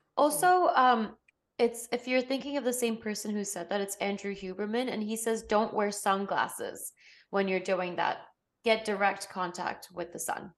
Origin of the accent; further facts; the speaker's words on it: Botswana; I'm from Botswana